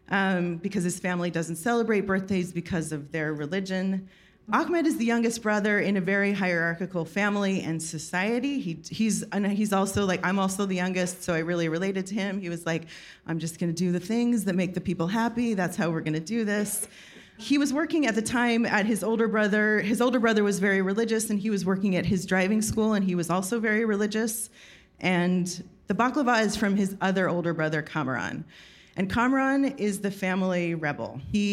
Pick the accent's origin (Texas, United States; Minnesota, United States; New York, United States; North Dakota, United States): New York, United States; I'm from New York.